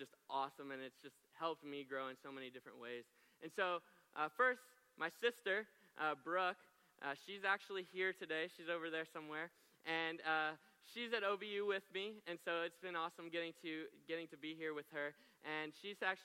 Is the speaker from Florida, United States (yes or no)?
yes; Florida, United States; moved away as an adult; now in Oklahoma, United States; they live in Florida still. I'm from Florida